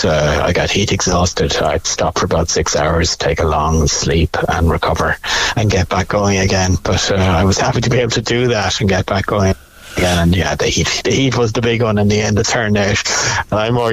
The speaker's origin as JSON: {"language": "English", "town": "Cobh", "region": "Munster", "country": "Ireland", "tie": "born or raised there", "moved": "yes", "said": "Cove, you know, it's my hometown"}